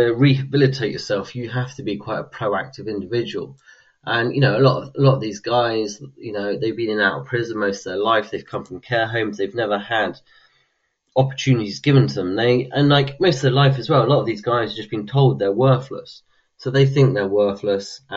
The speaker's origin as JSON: {"language": "English", "region": "London", "country": "United Kingdom", "said": "I come from London"}